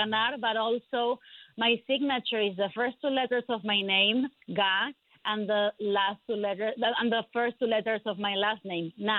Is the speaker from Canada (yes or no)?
no; Argentina; moved away as an adult; now in United States; I am an immigrant from Argentina. I came to the United States when I was 23 years old